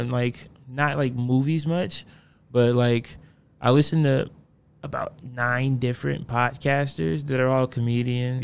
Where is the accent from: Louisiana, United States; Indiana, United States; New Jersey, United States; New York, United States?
Indiana, United States; Fort Wayne; I'm from Fort Wayne